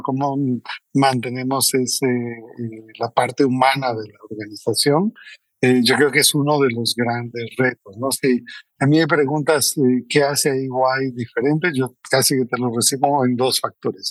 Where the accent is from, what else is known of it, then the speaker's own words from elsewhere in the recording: Costa Rica; moved away as an adult; now in Mexico; soy costarricense, entonces eso normal. Casi toda la gente piensa que soy mexicano, pero, soy, eh, de Costa Rica